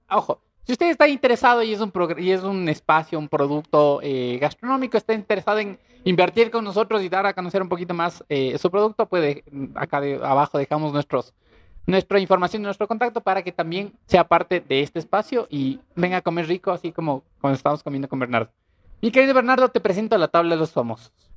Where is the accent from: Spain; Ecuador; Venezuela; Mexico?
Ecuador; also born or lived in Latacunga; Somos ecuatorianos